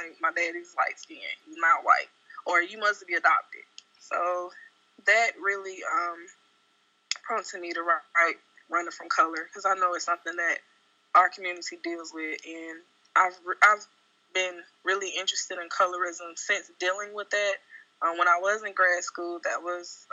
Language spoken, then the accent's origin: English; Jackson, Mississippi, United States; moved away as an adult; now in Dallas, United States; So I relocated from Jackson, Mississippi, where I'm originally from, to Dallas